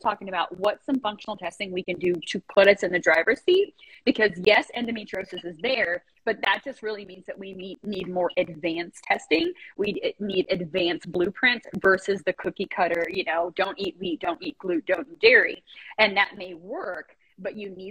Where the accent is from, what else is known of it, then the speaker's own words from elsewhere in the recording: United States; also born or lived in Japan; Love being an American